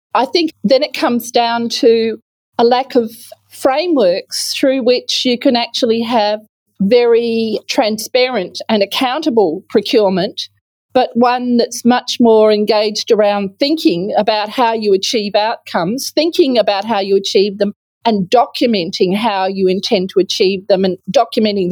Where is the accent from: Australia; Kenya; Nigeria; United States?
Australia; Western Australia; my home state is not at the leading edge of public procurement management